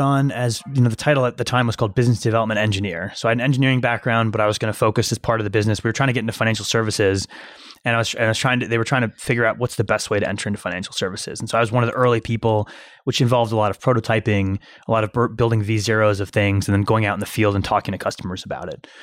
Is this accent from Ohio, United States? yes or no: yes; Cincinnati, Ohio, United States; also born or lived in Iran / Michigan; Spent most of my childhood in Cincinnati, Ohio